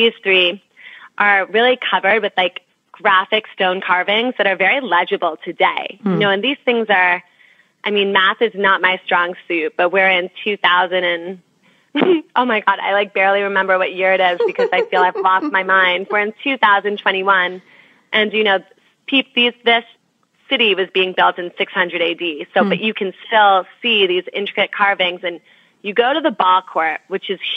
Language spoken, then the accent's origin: English; New Jersey, United States; I'm from New Jersey